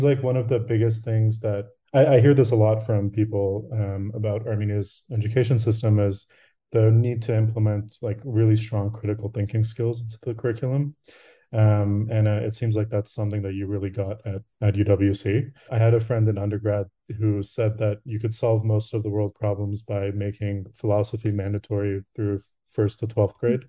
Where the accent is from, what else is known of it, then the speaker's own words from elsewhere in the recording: Canada; also born or lived in Rochester, United States; I'm from Canada, but I did go to school in the US for a bit